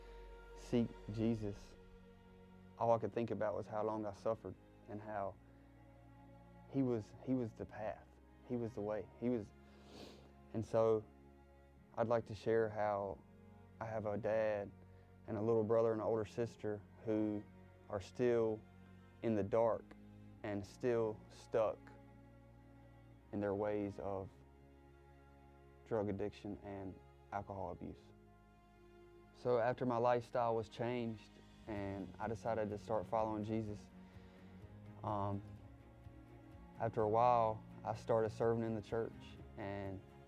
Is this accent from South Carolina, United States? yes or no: yes; South Carolina, United States; moved away as an adult; now in Virginia, United States; I'm from South Carolina